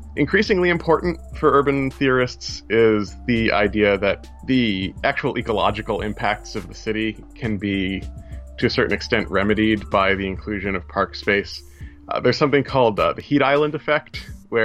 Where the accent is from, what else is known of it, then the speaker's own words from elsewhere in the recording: New York City area, United States; also born or lived in Worcester, Massachusetts; I'm from the New York City area. I was there when it happened.